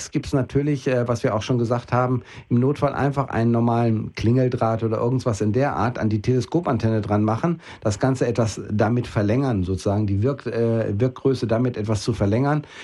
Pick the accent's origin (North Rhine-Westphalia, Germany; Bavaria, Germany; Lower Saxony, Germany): Lower Saxony, Germany; Osnabrück; in der norddeutschen Gegend, da wo ich herkomme, also Osnabrück, Osnabrück Bielefelder Gegend